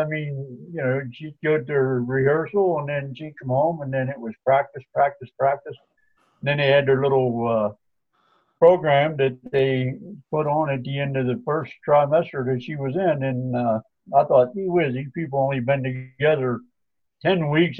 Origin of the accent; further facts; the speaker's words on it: Pittsburgh, Pennsylvania, United States; moved away as an adult; also born or lived in Calgary, Canada; now in Cochrane, Canada; No, I'm an American. I'm originally from Pittsburgh, Pennsylvania.